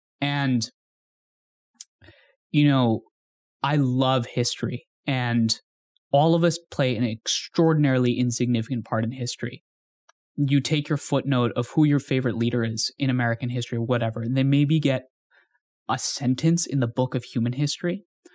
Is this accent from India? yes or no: yes; India; when we were growing up in India, and then we would move back and forth, and then I would travel back and forth.